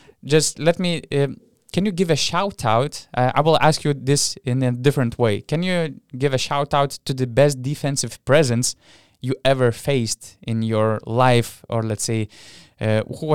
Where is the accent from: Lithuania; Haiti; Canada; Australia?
Lithuania; I am from Lithuania